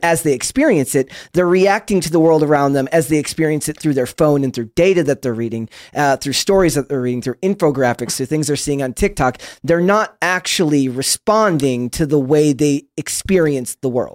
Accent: Minnesota, United States; I'm from Minnesota

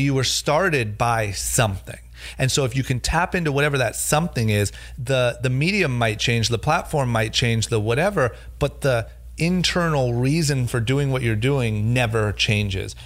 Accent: Coventry, Ohio, United States; now in Los Angeles, United States; growing up in Ohio, not going to college

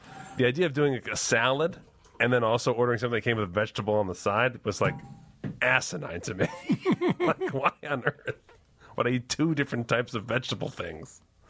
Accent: New York, United States; And I'm from New York, so don't fuck me.

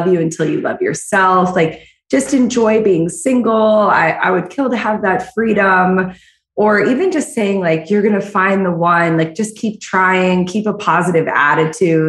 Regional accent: St. Petersburg, Florida, United States; I am from St. Petersburg, Florida

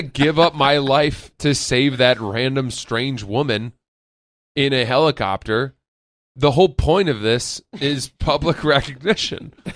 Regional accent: Maine, United States; now in Brooklyn, United States; I grew up in Maine

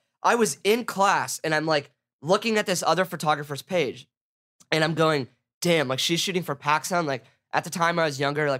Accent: Laguna Beach, California, United States; I went to Laguna Beach High School. I grew up in Laguna

